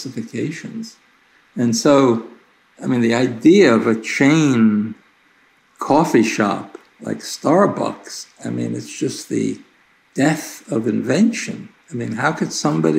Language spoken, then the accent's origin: English; New York City, New York, United States; I grew up in Brooklyn